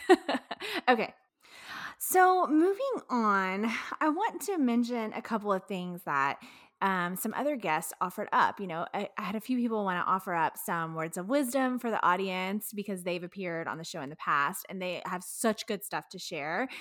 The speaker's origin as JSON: {"language": "English", "region": "Texas", "country": "United States", "also_born_or_lived": "Florence, Kentucky", "said": "We're from Texas, but we lived in Kentucky, northern Kentucky."}